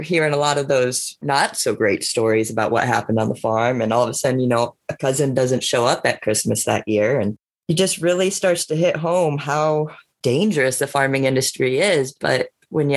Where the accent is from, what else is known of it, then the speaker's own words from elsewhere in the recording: Iowa, United States; I was born and raised in Iowa in a farming family